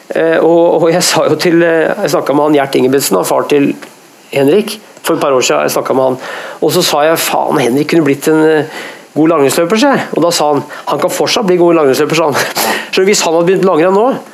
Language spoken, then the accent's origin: Norwegian; Hedmarken, Innlandet, Norway; Jeg er jo fra Hedmarken, og der sunt betyr Hvis bilen din er sunn, så er den ødelagt